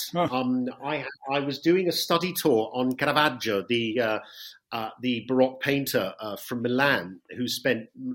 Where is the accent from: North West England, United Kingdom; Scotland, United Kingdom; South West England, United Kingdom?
South West England, United Kingdom; West Country; moved away as an adult; now in Italy; I'm not from London. I'm from the West Country.